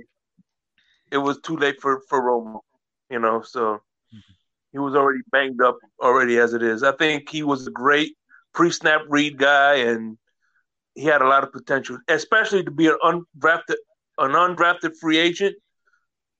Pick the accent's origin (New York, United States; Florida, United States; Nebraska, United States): Florida, United States; Miami; I went to Carroll City High School